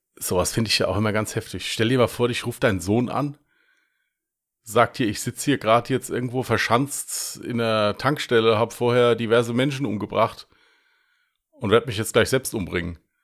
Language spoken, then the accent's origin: German; Westerwald, Rhineland-Palatinate, Germany; accent: Westerwälder Dialekt; Mit meinem Westerwälder Dialekt, aber spielt ja keine Rolle, ich stehe dazu